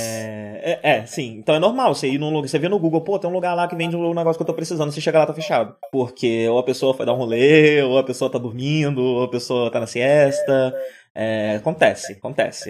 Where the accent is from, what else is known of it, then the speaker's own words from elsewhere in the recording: Brazil; moved away as an adult; now in Buenos Aires, Argentina; eu saí do Brasil naquele grande momento de efervescência